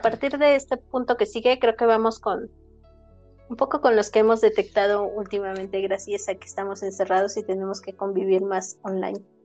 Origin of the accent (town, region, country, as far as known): Mexico